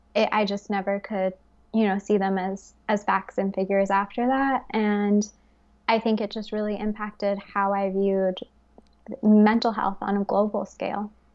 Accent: Fort Worth, Texas, United States; moved away as an adult; also born or lived in United Kingdom / Bali, Indonesia; now in Paris, France; I grew up in Fort Worth, Texas

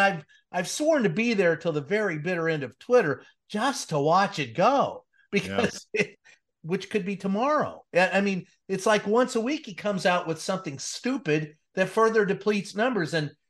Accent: Louisville, Kentucky, United States; I grew up in Louisville, Kentucky.

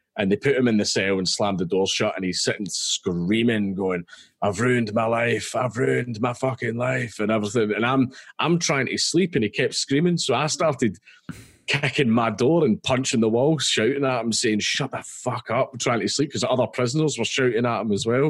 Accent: Scotland, United Kingdom; I'm Scottish

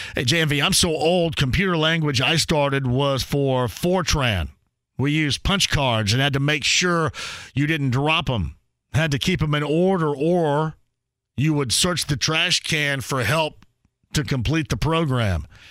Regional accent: Owensburg, Indiana, United States; where I grew up in Owensburg

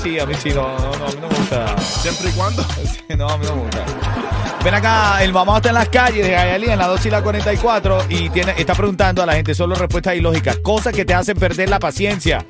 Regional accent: Venezuela; los venezolanos

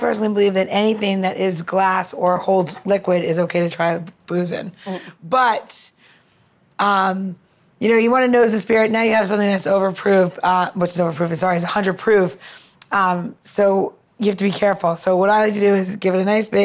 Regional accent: New York, United States; I'm from New York

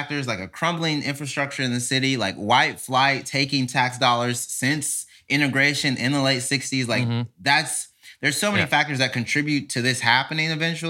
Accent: Mississippi, United States; Born and raised in Mississippi.

